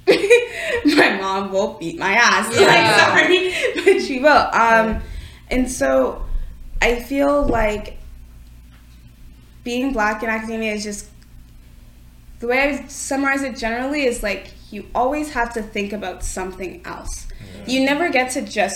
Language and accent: English; Mississauga, Ontario, Canada; I grew up in Mississauga, so I grew up in the suburbs